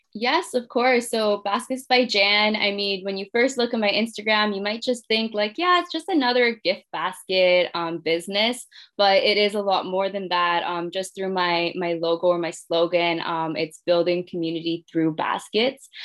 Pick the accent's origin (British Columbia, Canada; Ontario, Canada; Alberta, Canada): Ontario, Canada; Mississauga; I'm from Mississauga